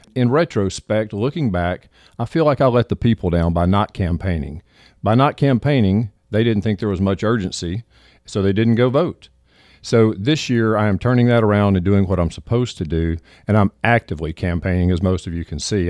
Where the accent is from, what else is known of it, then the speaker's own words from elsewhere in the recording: Southaven, Mississippi, United States; moved away as an adult; now in Hernando, United States; I was raised in South Haven